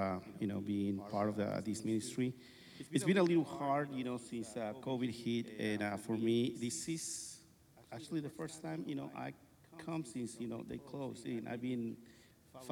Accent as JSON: {"language": "English", "country": "Guatemala", "moved": "yes", "said": "I'm from Guatemala"}